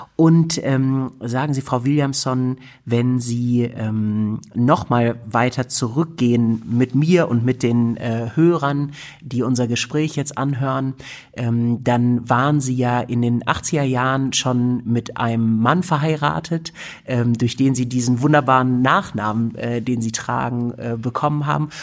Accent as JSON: {"language": "German", "country": "Germany", "said": "als Europäer, als Deutscher"}